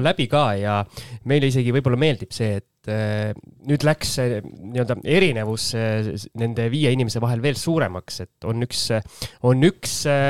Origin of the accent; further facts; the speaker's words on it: Tallinn, Harju County, Estonia; ma olen Tallinna poiss